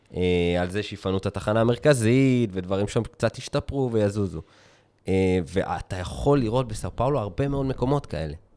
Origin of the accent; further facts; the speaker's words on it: Israel; אנחנו ישראלים